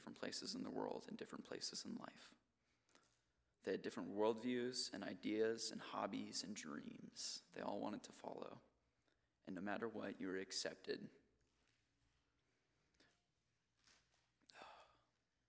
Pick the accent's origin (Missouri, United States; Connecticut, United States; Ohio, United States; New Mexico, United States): New Mexico, United States; Albuquerque; also born or lived in Garland, Texas / Dallas, Texas; When I was about 8 or 9, I moved from Dallas, Texas, or Garland, Texas, to Albuquerque